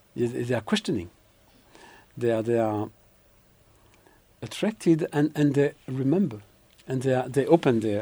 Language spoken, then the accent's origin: English; Belgium; now in Israel; I grew up in Belgium